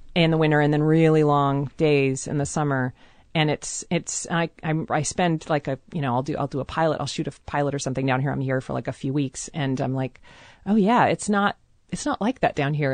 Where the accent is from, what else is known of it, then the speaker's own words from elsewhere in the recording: Seattle, Washington, United States; I grew up in a very white part of town always. I moved around very, I mean, most of Seattle is very, very white.